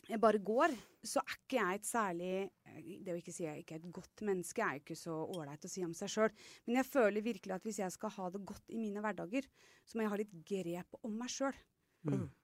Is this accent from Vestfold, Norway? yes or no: yes; Horten, Vestfold, Norway; er fra Horten.